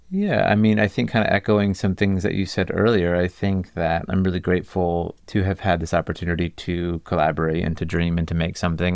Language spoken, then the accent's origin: English; Cocoa, Florida, United States; moved away; I grew up in Florida. I grew up about 45 minutes east of, of Disney World in a town called Cocoa